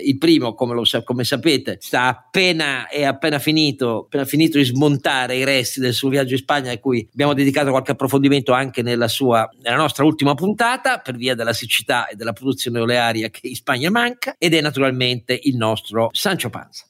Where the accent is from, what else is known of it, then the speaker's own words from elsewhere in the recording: Italy; il mio paese